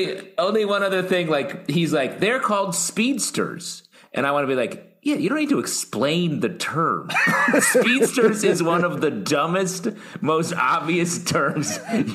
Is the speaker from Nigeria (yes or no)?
no; New York, United States; As a New Yorker, I found it to be pretty normal.